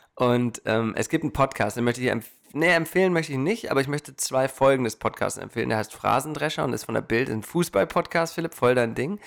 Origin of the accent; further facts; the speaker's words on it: Hanover, Lower Saxony, Germany; now in Portland, United States; wie grün wir aufgewachsen sind in der Stadt.